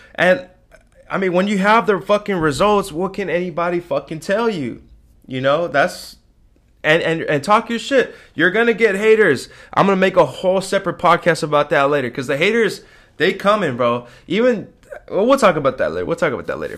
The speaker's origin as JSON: {"language": "English", "country": "United States", "said": "as an American"}